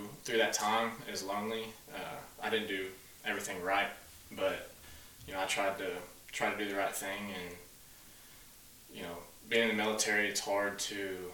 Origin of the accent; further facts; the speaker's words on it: Searcy, Arkansas, United States; I was born and raised in Searcy, Arkansas, right here in good old rural Arkansas.